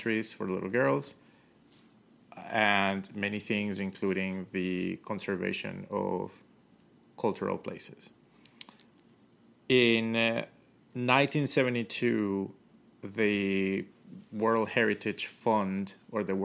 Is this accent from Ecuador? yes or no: yes; Ecuador; also born or lived in Colombia / Manta, Ecuador; now in United States; I'm from Colombia. I grew up in Ecuador.